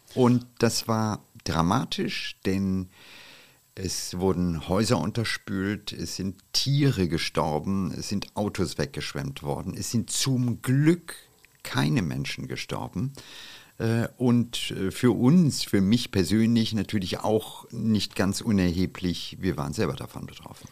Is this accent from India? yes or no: yes; India; now in Germany; den Monsunregen meiner Kindheit in Indien